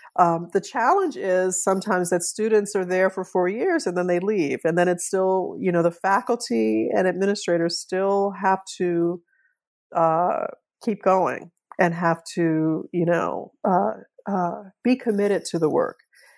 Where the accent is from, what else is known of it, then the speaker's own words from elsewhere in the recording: New Orleans, Louisiana, United States; So I grew up in New Orleans. I've learned that my family, on my father's side was there, on both sides of my family was there from the antebellum era.